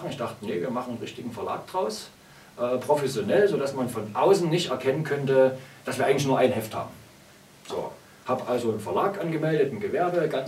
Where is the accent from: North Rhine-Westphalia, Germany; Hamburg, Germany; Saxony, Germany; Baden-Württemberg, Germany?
Saxony, Germany; Chemnitz; im Comicladen in meiner Heimatstadt Chemnitz angesprochen